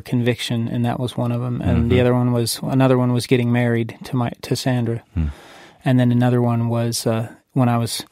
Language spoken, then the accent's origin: English; California, United States; I grew up in California